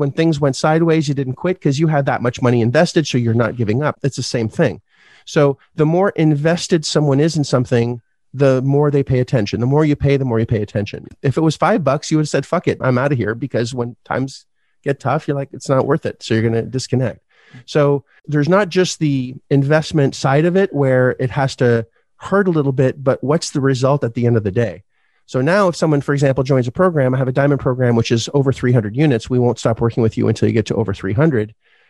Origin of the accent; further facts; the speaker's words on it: Canada; But that's the point, is you didn't look at, and 100,000 US as a Canadian is a lot, right?